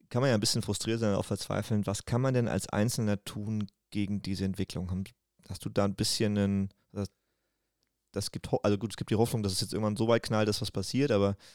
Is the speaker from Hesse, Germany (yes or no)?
yes; Wiesbaden, Hesse, Germany; ich komme tatsächlich aus Wiesbaden.